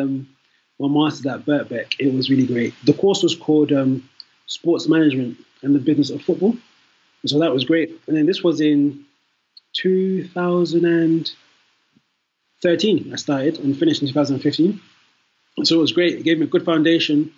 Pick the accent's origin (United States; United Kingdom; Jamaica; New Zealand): United Kingdom; London; also born or lived in Nigeria (ancestry); I am Nigerian. Although born in London, my parents, my family are from there.